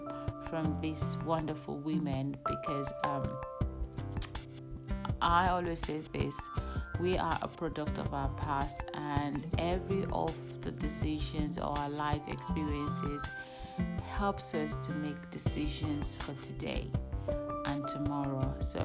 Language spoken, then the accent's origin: English; Nigeria; now in United Kingdom; we're all Nigerians, and I think all of us were born outside Europe. So we're all born in Nigeria